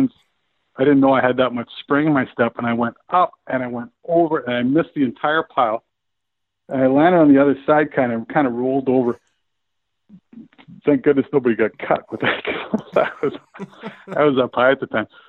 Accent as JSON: {"language": "English", "town": "Medicine Hat", "region": "Alberta", "country": "Canada", "tie": "born or raised there", "also_born_or_lived": "Troy, New York (RPI)", "moved": "yes", "said": "my best buddy that we grew up together playing in Medicine Hat"}